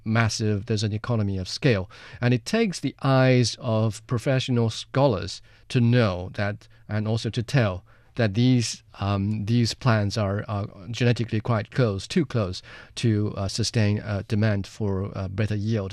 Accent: Jiangxi, China; my hometown, Jiangxi Province

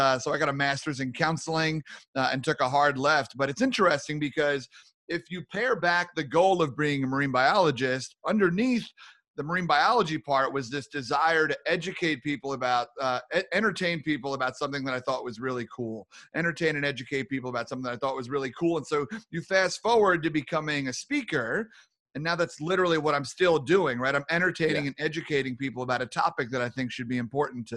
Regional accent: New York, United States; moved away as an adult; now in Minnesota, United States; Born and raised in New York. I'm a proud New Yorker. Spent most of my life there

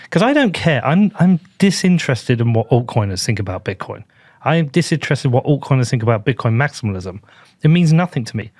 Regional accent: United Kingdom; I am a British person

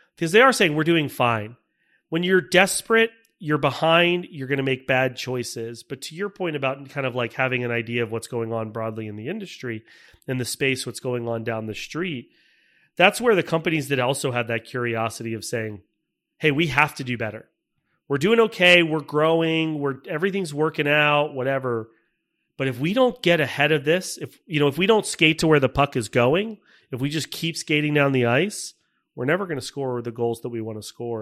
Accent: Tampa, Florida, United States; moved away as an adult; also born or lived in Michigan; I grew up in Tampa, Florida. I, uh, was born and raised

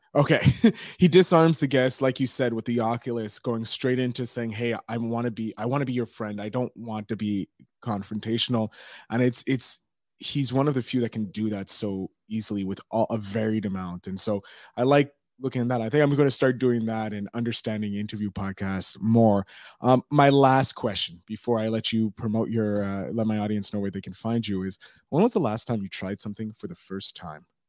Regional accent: Montreal, Quebec, Canada; Montreal, Canada

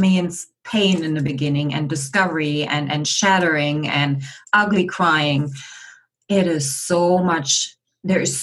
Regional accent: Germany; now in Victoria, Canada; I'm born and raised in just outside of Berlin, Germany, and I'm currently residing in Victoria, British Columbia, on the west coast of Canada

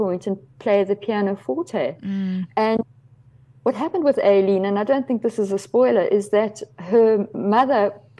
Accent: KwaZulu-Natal, South Africa; I grew up in KwaZulu-Natal, a very English background with, I mean, not a lot of Afrikaans. English and Zulu were our languages there.

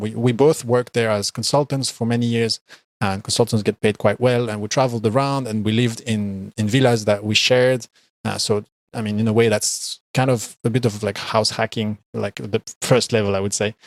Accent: Belgium; I am from Belgium, and I currently live in Belgium.

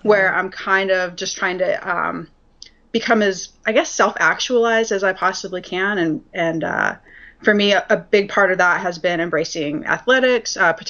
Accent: Utah, United States; I was raised a Mormon in Utah

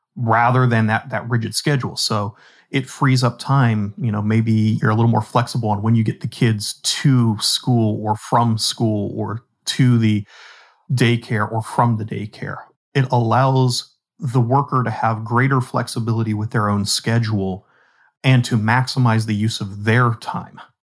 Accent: Pittsburgh, Pennsylvania, United States; Pittsburgh, you know, my hometown.

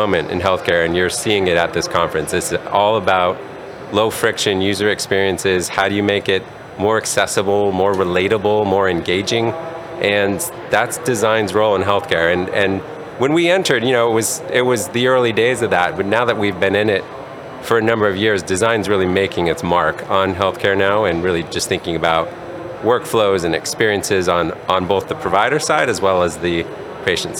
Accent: Colorado Springs, Colorado, United States; also born or lived in Durango, Colorado; now in California, United States; I grew up in Colorado Springs, Colorado, and spent some time in Durango, Colorado.

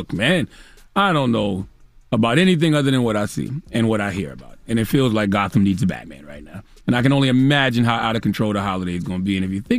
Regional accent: Moncks Corner, South Carolina, United States; I'm from South Carolina, Monk's Corner, 843 all day.

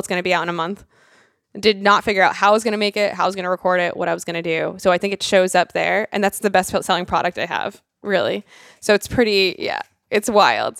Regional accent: Rhode Island, United States; I'm this girl from Rhode Island

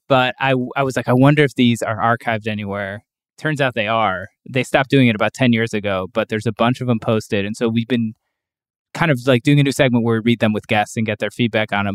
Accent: Cleveland, Ohio, United States; also born or lived in Brooklyn, New York; now in Western Massachusetts, United States; from Cleveland originally

